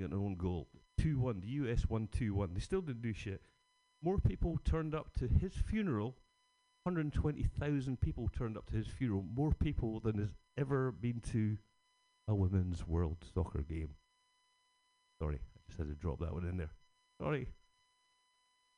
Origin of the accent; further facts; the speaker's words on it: Scotland, United Kingdom; Being Scottish